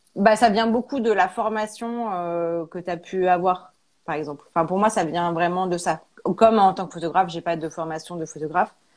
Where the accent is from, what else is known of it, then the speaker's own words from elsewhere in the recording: Auvergne-Rhône-Alpes, France; moved away as an adult; also born or lived in Paris; now in Clermont-Ferrand, France; on est originaire d'Auvergne